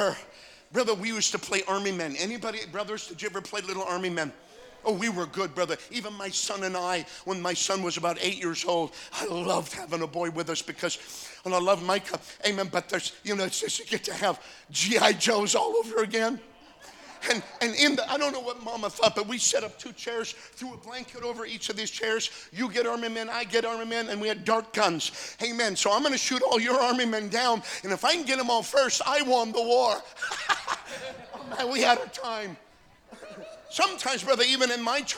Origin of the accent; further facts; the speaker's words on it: North Dakota, United States; I'm from North Dakota, 60 miles away from the Canadian border.